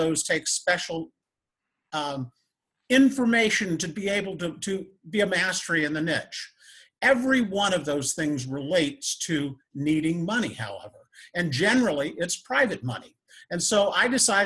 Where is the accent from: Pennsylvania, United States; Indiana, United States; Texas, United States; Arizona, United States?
Indiana, United States; northern; I grew up in northern Indiana, right on Lake Michigan, on a blueberry farm.